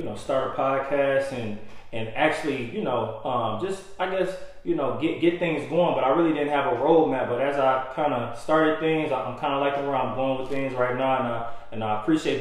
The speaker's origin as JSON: {"language": "English", "town": "Detroit", "region": "Michigan", "country": "United States", "moved": "yes", "said": "I come from Detroit, Michigan."}